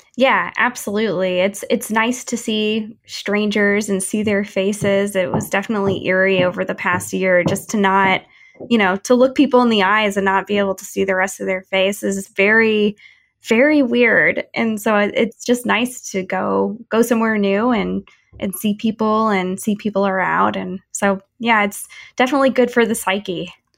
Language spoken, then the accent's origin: English; St. Louis, Missouri, United States; my hometown in Saint Louis